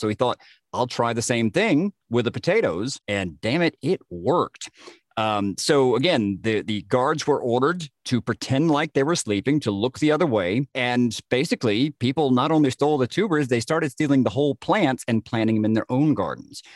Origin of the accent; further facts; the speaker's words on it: Germany; being German